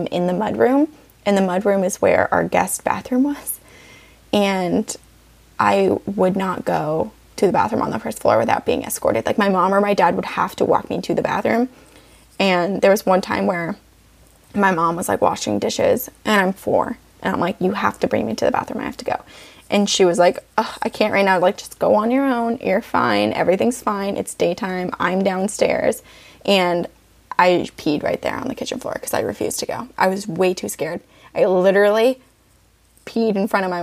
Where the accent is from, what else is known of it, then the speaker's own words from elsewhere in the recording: Vermont, United States; also born or lived in Littleton, New Hampshire; When I was 5, we moved to Vermont. So I'm like, oh, I'm from Vermont.